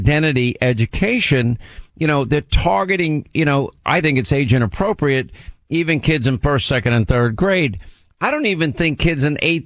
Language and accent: English; Long Island, New York, United States; we live in, you know, upper income, upper middle class areas of Long Island, both of us. Not where we grew up in Long Island